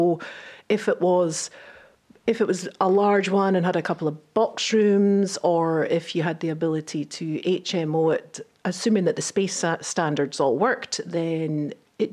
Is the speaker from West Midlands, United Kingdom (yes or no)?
no; Edinburgh, Scotland, United Kingdom; growing up in Edinburgh